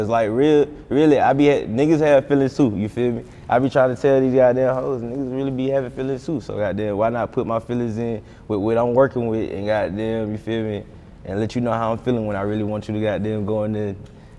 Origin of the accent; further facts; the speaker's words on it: North Carolina, United States; Like, even with Charlotte, bro, like I'm an hour from Charlotte. Like, Charlotte rappers don't fuck with us. We real country, you feel me? We country. Charlotte's like a city to us.